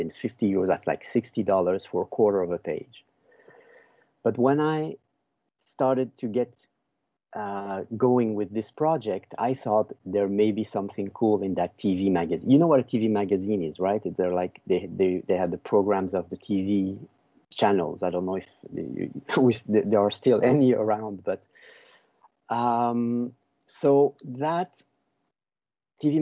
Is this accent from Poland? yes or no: no; Brussels, Brussels-Capital Region, Belgium; moved away as an adult; I'm from Belgium. I was born in Brussels. I lived there for 25 years